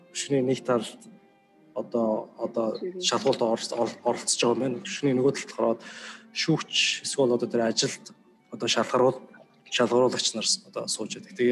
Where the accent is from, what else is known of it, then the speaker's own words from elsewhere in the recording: Mongolia; moved away as an adult; now in United States; би Монголоос ирсэн